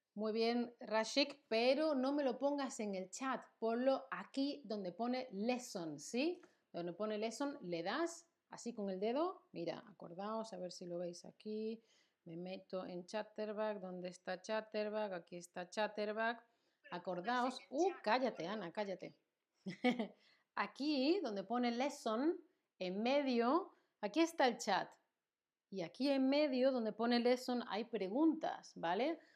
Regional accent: Spain; Yo soy española, soy de España. Mi nacionalidad es española.

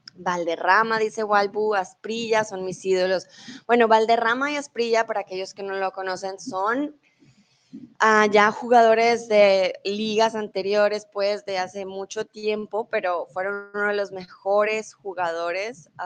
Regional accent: Bogotá, Colombia; now in Germany; soy de Colombia, eh, comúnmente vivo en Alemania, pero ahora estoy en México

